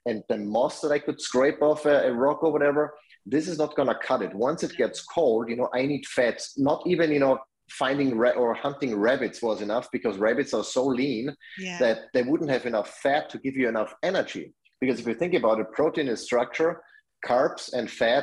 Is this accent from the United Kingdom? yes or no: no; Austria; moved away; I'm from Austria, that's where I grew up.